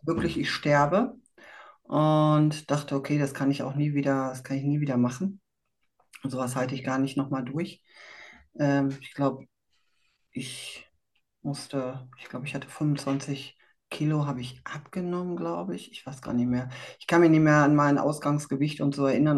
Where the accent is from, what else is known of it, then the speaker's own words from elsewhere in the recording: Dortmund, North Rhine-Westphalia, Germany; Ich komme aus Dortmund